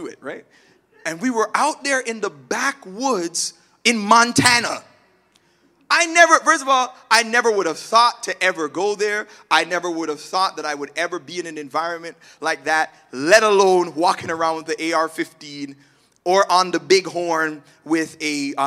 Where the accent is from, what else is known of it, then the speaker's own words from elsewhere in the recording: Toronto, Ontario, Canada; moved away as an adult; also born or lived in Malvern, Toronto; now in Oshawa, Canada; I grew up in Scarborough. I rep it all the time.